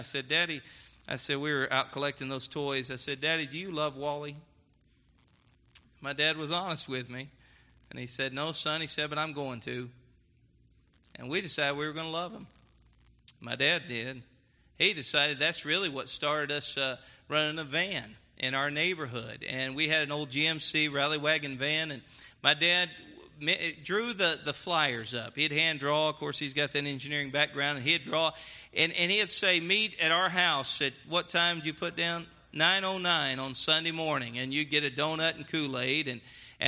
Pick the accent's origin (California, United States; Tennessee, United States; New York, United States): Tennessee, United States; my dad taught engineering at the University of Tennessee